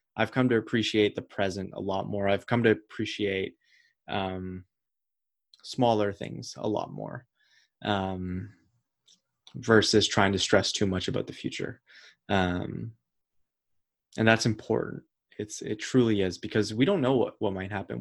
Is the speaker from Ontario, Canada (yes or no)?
yes; Ottawa, Ontario, Canada; moved away as an adult; also born or lived in Toronto; I was from Ottawa